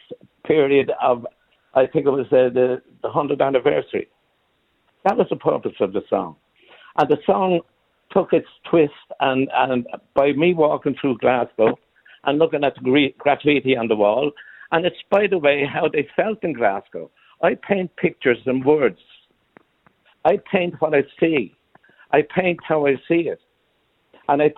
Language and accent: English; Ireland; We live in a country called Ireland. We're Irish people